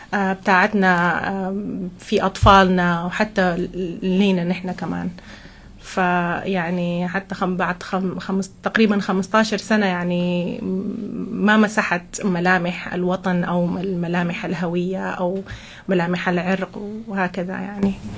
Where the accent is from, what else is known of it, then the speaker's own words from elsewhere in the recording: Sudan; now in Monterey, United States; أنا من السودان